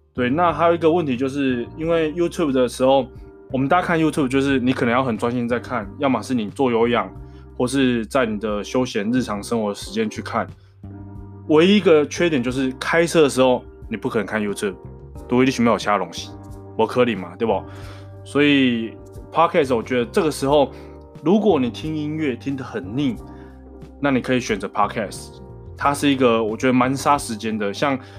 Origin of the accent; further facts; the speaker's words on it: Taiwan; first language Taiwanese Hokkien; Chinese is a second language; 我从小时候就是跟我家人讲台语，我跟我阿公讲台语，跟我爸妈讲台语，跟我爸妈讲台语，跟我的兄弟姐妹，跟我弟也讲台语